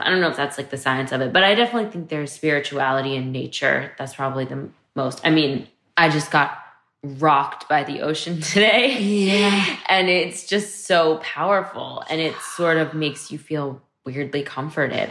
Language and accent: English; New York, United States; growing up in Manhattan